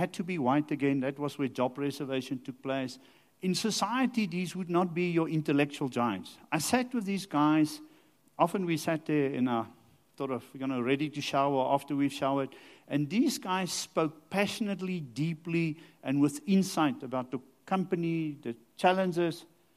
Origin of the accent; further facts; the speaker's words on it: Rustenburg, North West, South Africa; I grew up in Rustenburg